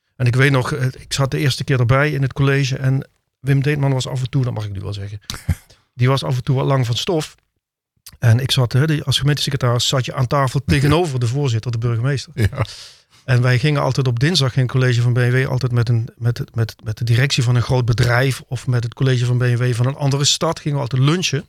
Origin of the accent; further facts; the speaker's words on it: Heerlen, Limburg, Netherlands; moved away as an adult; also born or lived in Simpelveld / The Hague; Ik voel me ook echt Limburger